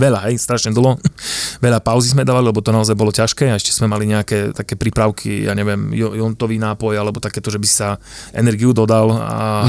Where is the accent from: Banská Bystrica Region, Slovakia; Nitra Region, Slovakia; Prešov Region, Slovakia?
Prešov Region, Slovakia; Humenné; now in Košice, Slovakia; Ja pochádzam z Umeného. Nebývam tam, ale pochádzam odtiaľ.